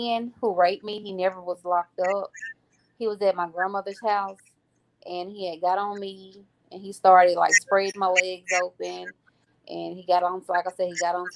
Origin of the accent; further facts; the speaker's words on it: Grenada, Mississippi, United States; I'm from Grenada, Mississippi, born and raised